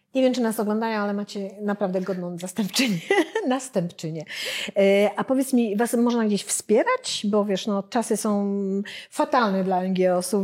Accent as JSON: {"language": "Polish", "town": "Warsaw", "region": "Masovian Voivodeship", "country": "Poland", "said": "my jesteśmy z Warszawy"}